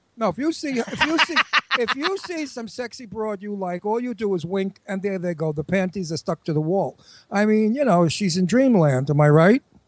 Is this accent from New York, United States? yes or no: yes; New York, United States; accent: New York; I'm a native New Yorker, as you can hear